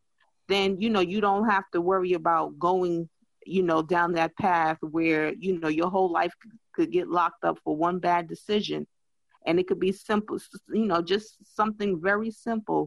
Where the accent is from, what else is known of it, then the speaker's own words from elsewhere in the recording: New York City, New York, United States; also born or lived in Texas / Georgia / Washington, D.C.; born and raised in New York City